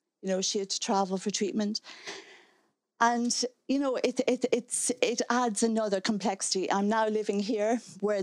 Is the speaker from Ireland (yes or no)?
yes; Donegal, Ulster, Ireland; moved away; I'm from Donegal